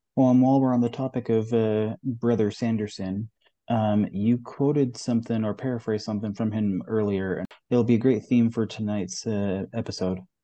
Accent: Western Canada, Canada; moved away as an adult; also born or lived in Utah; now in Texas, United States; I grew up in Western Canada, rural town

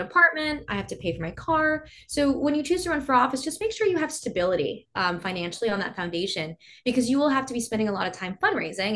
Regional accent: Texas, United States; I grew up in a really small town.

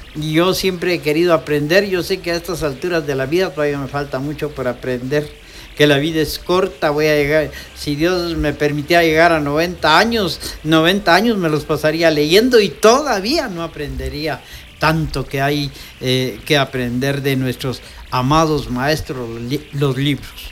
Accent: Quetzaltenango, Guatemala; mi pueblo

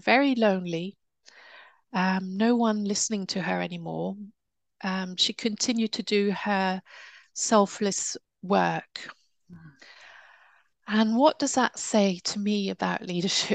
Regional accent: United Kingdom; I'm British

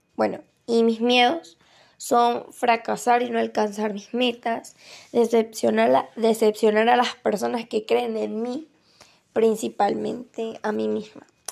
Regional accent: Venezuela; now in Santa Juana; Soy de María Venezuela

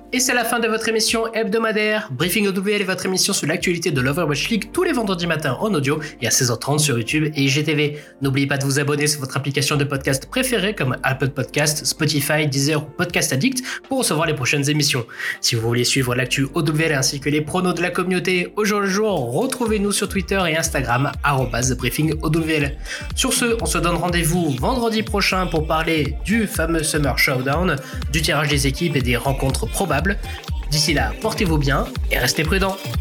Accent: France; En tant que Français

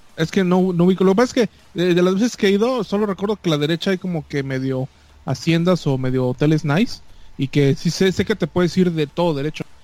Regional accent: Yucatán, Mexico; como yucateco

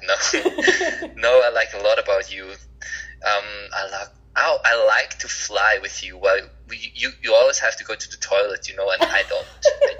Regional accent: Switzerland; I'm from Switzerland.

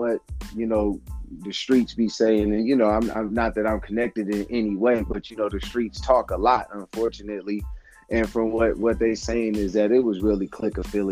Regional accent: Sacramento, California, United States; moved away as an adult; also born or lived in Arizona; now in Sacramento, United States; I was born and raised in Sacramento, but I actually left Sacramento when I was 19.

